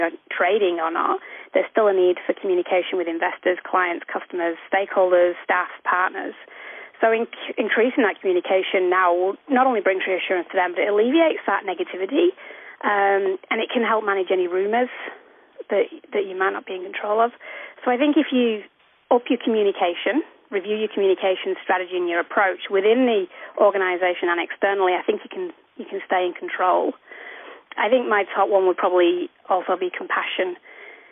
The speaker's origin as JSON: {"language": "English", "town": "Manchester", "region": "North West England", "country": "United Kingdom", "tie": "born or raised there", "also_born_or_lived": "Wolverton Station, Queensland, Australia", "moved": "as an adult", "lives_now": "Cape York, Australia", "said": "I grew up in Manchester, North Manchester, over in the UK."}